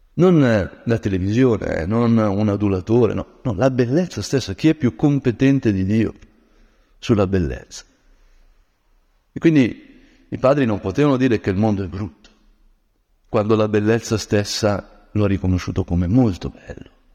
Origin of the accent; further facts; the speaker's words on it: Brianza, Lombardy, Italy; da Brianzolo